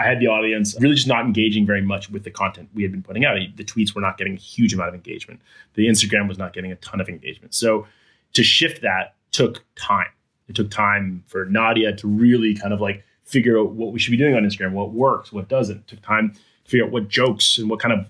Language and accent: English; East Coast, United States; also born or lived in Geneva, Switzerland / Khartoum, Sudan / Turkey; now in Des Moines, United States; Like, I'm not from Iowa. I've only lived here for a year. I'm from the East Coast.